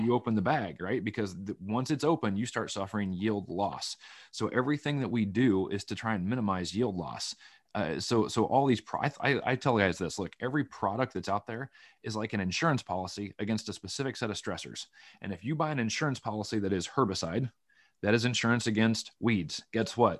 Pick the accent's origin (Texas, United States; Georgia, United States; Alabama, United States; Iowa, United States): Iowa, United States; Van Buren County; moved away as an adult; also born or lived in Illinois; now in Washington, United States; when you grow up in Van Buren County, Iowa, you gotta drive an hour to an hour and a half to get anything anyway